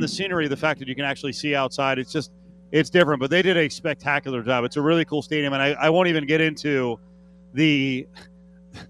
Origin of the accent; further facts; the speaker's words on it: Northeast, United States; now in West Coast, United States; I grew up in the Northeast